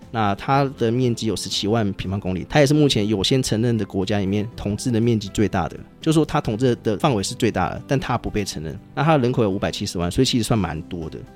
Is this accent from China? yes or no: no; Taiwan; 我们台湾人